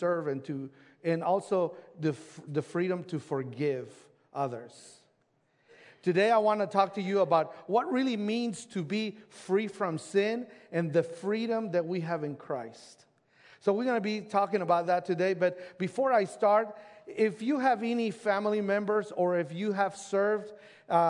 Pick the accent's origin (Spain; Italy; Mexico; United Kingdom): Mexico; now in United States; I grew up in Mexico, and that's where my brother lives